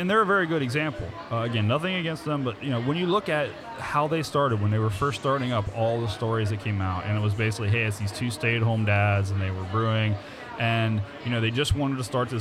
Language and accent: English; Morrow, Ohio, United States; now in Cincinnati, United States; that's where I grew up